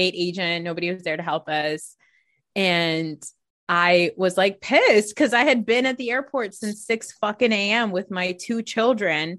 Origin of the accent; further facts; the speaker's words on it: New Jersey, United States; I'm from Jersey